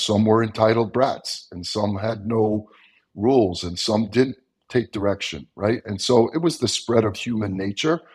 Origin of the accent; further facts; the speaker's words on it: Long Island, New York, United States; I grew up on Long Island, New York, which was flatter than flat.